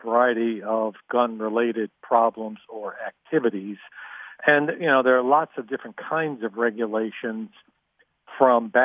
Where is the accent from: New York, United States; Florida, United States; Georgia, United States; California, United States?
New York, United States; New York State, the state I know more about, I'm a New Yorker